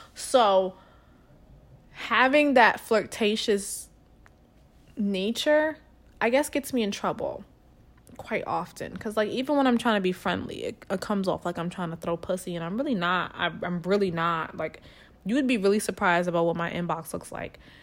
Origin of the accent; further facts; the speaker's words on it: New York, United States; moved away as an adult; now in Texas, United States; I was from New York